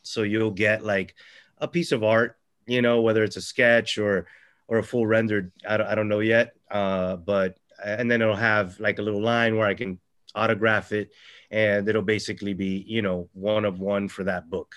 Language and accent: English; Florida, United States; I'm a local writer. I'm from Florida.